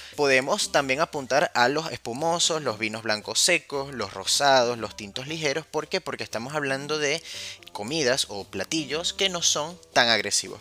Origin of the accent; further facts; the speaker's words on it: Caracas, Capital District, Venezuela; now in Argentina; soy de Caracas, soy de Venezuela, por si no lo sabían, no, no soy porteño